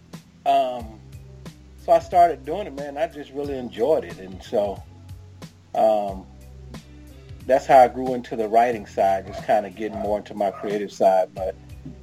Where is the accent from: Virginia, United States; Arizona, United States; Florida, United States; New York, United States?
Florida, United States; Jacksonville; moved away as an adult; also born or lived in Atlanta, Georgia; now in St. Louis, United States; I'm originally from Jacksonville, Florida